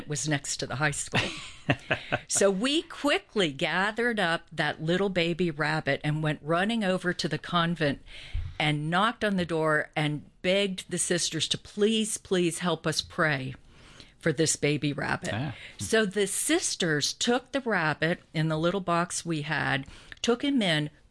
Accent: West Virginia, United States; now in Atlanta, United States; I grew up in West Virginia.

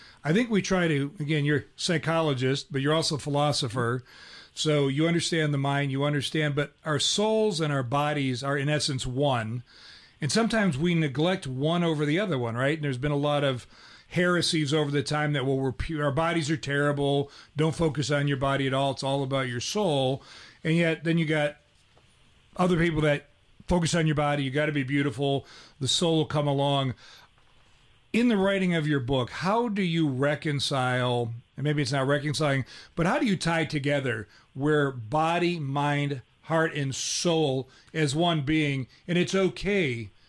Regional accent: Cleveland, Ohio, United States; I grew up in Cleveland, Ohio, which you had Catholic churches on every corner.

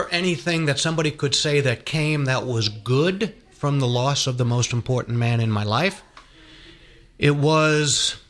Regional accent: Long Island, New York, United States; I was born and raised up in Long Island, and being a cradle Catholic and attending Catholic elementary school and also Catholic high school.

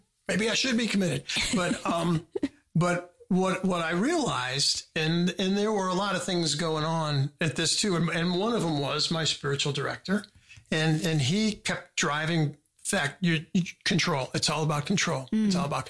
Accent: United States; Yeah, I'm sorry. Yeah. I'm a Yankee.

